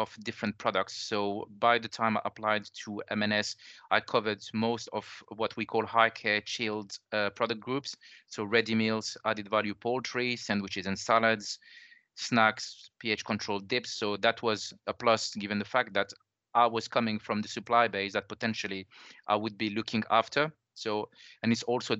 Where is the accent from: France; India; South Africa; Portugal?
France; accent: French; English is a second language; moved away as an adult; now in United Kingdom; I'm originally from France, as the accent gives away.